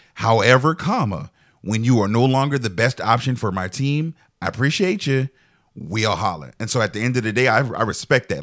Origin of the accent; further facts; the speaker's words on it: Charleston, United States; I'm from Charleston